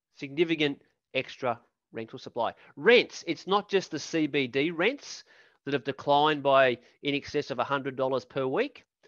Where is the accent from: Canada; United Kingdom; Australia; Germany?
Australia; Queensland; Queensland state economy, my home state